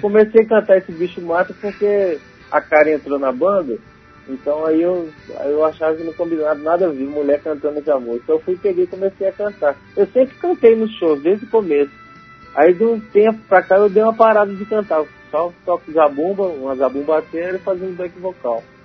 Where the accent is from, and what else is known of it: Itaúnas, Espírito Santo, Brazil; moved away